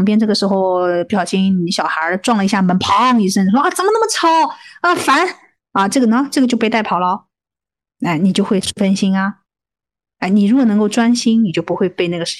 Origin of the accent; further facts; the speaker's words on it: China; 我们中国人讲眼观鼻，对不对？